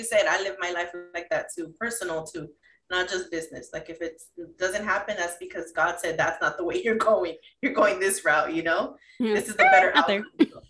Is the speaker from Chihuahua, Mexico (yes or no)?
no; Mexico City, Mexico; I'm from Mexico City. My family's from Mexico City.